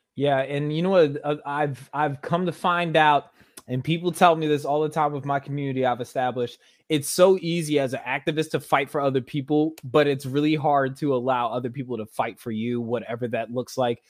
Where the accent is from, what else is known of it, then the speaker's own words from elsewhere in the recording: Baltimore, Maryland, United States; I'm actually from Baltimore